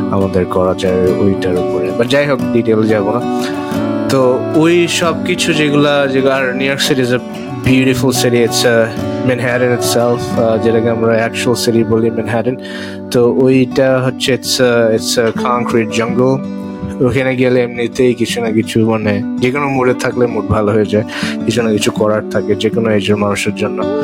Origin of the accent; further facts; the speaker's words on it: Dhaka, Dhaka Division, Bangladesh; moved away as an adult; also born or lived in Virginia; now in New York City, United States; আমি বাংলাদেশ থেকে আসছিলাম ঢাকাতে বড় হয়েছি